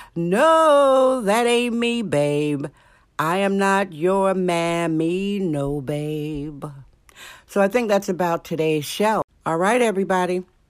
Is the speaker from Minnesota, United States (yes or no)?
no; Indiana, United States; now in San Francisco, United States; Indiana, my home state